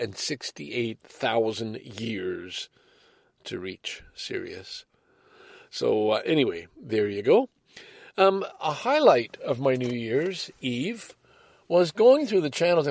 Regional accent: Canada; the pride as a Canadian

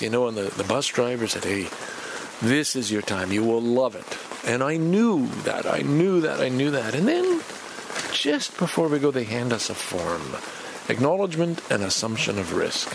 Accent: Montreal, Quebec, Canada; I love growing up in Montreal.

